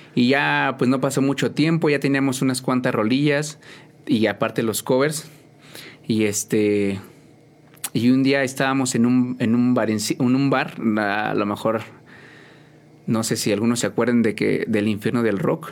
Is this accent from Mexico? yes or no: yes; San Juan del Río, Querétaro, Mexico; 100% de aquí de San Juan del Río